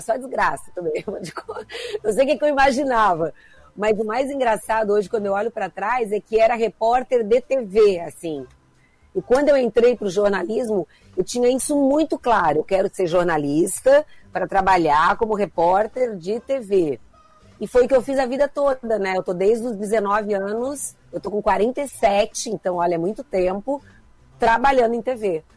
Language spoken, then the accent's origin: Portuguese; Criciúma, Santa Catarina, Brazil; now in Rio de Janeiro, Brazil; eu vou ser sempre gente de Criciúma